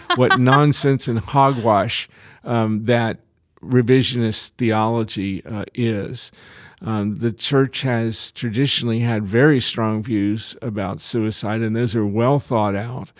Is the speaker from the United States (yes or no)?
yes; Lexington, United States; my hometown of, of Lexington